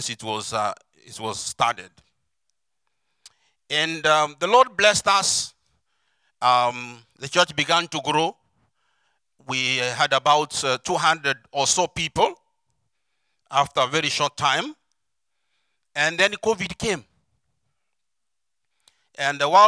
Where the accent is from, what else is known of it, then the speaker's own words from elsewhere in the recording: Kenya; I come from Kenya, obviously Africa